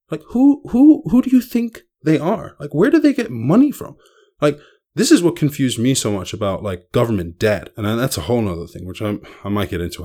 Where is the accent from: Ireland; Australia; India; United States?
Ireland; I grew up in Ireland